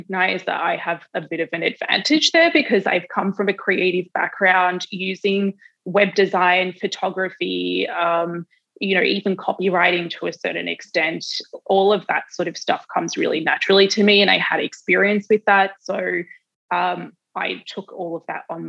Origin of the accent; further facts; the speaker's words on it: Australia; moved away as an adult; also born or lived in New York; I'm Australian.